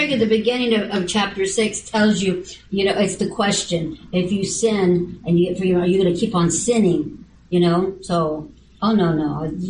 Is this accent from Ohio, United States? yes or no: no; Texas, United States; I'm from Texas.